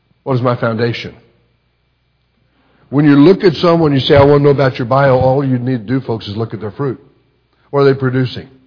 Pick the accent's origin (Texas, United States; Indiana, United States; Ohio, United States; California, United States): Texas, United States; moved away; also born or lived in Kansas / Lubbock, Texas; I grew up in Texas. I was born in Kansas, but my folks shortly after that moved to Texas, and that's where I was for almost the entire part of my life, from probably 6 months until I graduated college.